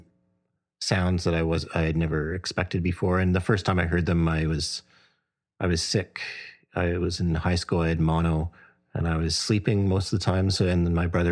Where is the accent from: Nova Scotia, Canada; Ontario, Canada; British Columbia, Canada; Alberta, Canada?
Ontario, Canada; Burlington; now in Toronto, Canada; growing up in Burlington